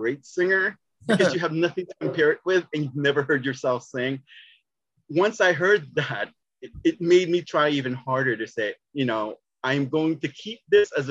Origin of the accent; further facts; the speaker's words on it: South San Francisco, California, United States; I'm originally from South San Francisco, California